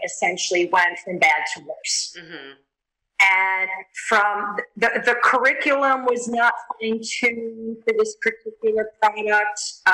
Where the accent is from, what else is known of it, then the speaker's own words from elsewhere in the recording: Sarasota, Florida, United States; I was in beautiful Sarasota, Florida, my hometown